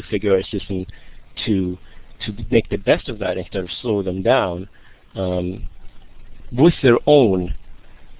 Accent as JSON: {"language": "English", "country": "Greece", "tie": "born or raised there", "second_language": "English", "said": "I grew up in Greece, and I grew up in a system that was very boxed, and I ended up just dropping out at the age of 15, but I taught myself English"}